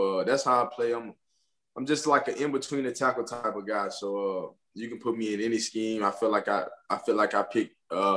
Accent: Alabama, United States; I'm from Alabama

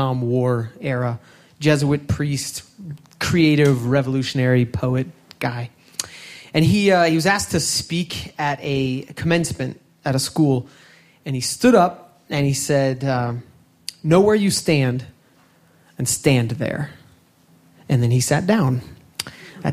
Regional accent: Washington, District of Columbia, United States; I was born in Washington, D.C.

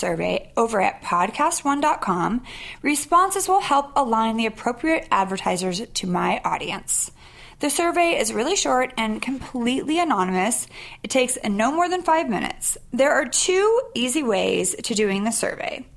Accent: Sacramento, California, United States; I was Sac Town.

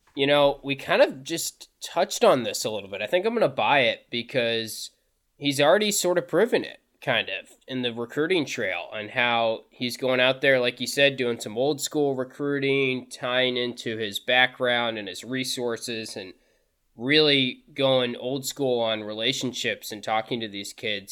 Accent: North Carolina, United States; moved away as an adult; also born or lived in Syracuse; I grew up in North Carolina, decided to go to Syracuse

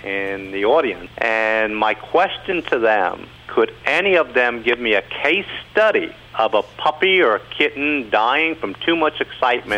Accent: Kentucky, United States; moved away as an adult; also born or lived in New York

